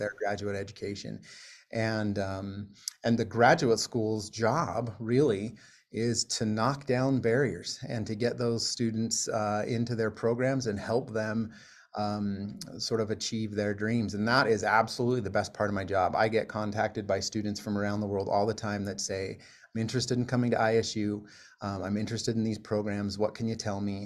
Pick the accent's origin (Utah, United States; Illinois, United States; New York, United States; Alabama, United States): Utah, United States; moved away as an adult; also born or lived in Iowa / South Florida; now in Pocatello, United States; I grew up, uh, in, in Utah